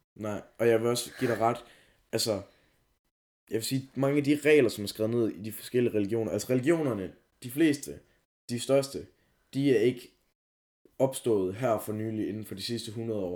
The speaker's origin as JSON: {"language": "Danish", "country": "Denmark"}